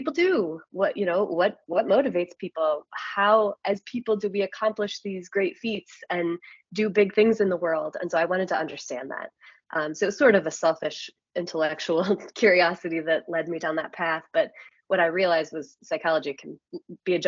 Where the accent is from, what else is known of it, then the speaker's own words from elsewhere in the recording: Iowa, United States; I grew up in Iowa, blue collar family